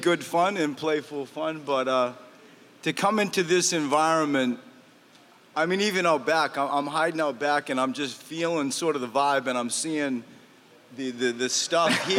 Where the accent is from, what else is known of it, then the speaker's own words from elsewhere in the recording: Maine, United States; I grew up in the woods. Like I grew up in Maine